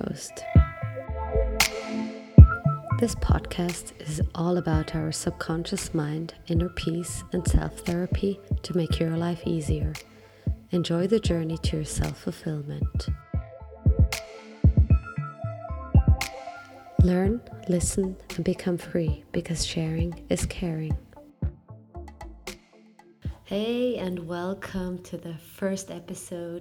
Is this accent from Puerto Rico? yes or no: no; Switzerland; I was born and raised in Switzerland